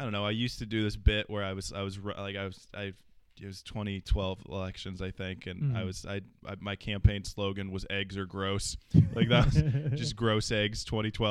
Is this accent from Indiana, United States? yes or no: yes; Indiana, United States; now in Virginia, United States; My home state's gone for sure